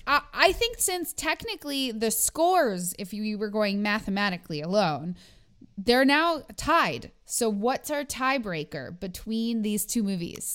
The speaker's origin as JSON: {"language": "English", "country": "Canada", "said": "I'm too Canadian"}